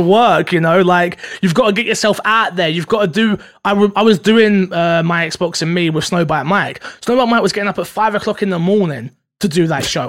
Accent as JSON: {"language": "English", "country": "United Kingdom", "said": "I'm very British."}